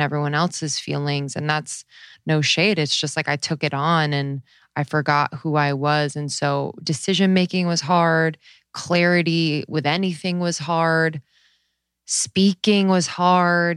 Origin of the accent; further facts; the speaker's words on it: East Coast, United States; moved away as an adult; also born or lived in Los Angeles; I'm from the East Coast.